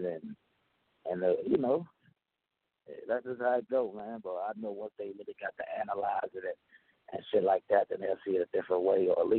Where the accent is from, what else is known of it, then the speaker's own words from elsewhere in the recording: the South, United States; I'm from the South